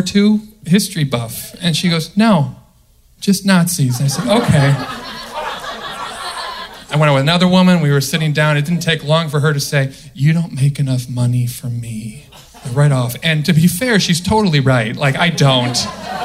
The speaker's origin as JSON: {"language": "English", "area": "outside Chicago, the Midwest", "region": "Illinois", "country": "United States", "moved": "yes", "said": "I'm from the Midwest. Right? Okay. And, okay. Outside Chicago"}